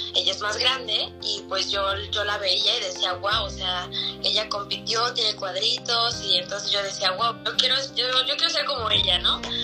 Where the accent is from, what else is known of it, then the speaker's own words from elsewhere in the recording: Mexico City, Mexico; yo soy de la Ciudad de México